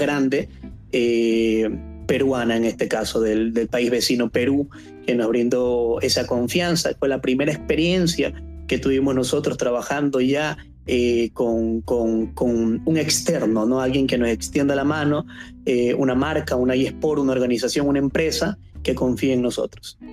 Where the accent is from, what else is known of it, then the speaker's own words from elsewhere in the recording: Ecuador; aquí en Ecuador, en mi país